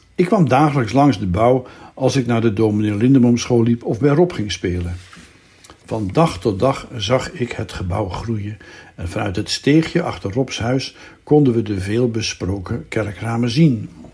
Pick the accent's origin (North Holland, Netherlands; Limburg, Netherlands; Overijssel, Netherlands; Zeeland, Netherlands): North Holland, Netherlands; Zaandam; moved away; in Zandam de buurt waar ik ben opgegroeid